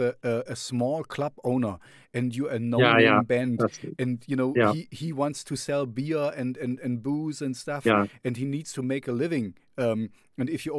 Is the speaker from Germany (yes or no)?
yes; Jena, Thuringia, Germany; I'm here in Jena, that's my hometown